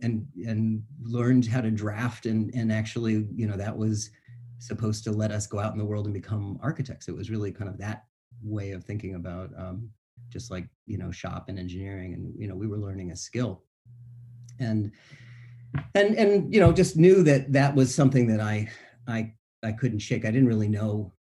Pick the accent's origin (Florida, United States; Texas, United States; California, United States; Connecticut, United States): Florida, United States; also born or lived in Boston, United States; My family's from New England. I was born in Boston. And when I was young, my dad was in the Army. We moved around a lot, and I moved, ended up at a pretty young age down in Florida.